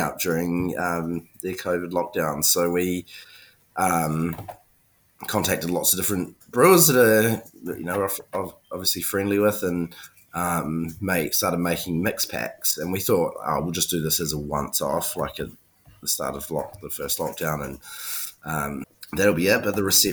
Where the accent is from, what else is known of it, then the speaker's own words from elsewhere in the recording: New Zealand; now in Melbourne, Australia; I'm from New Zealand.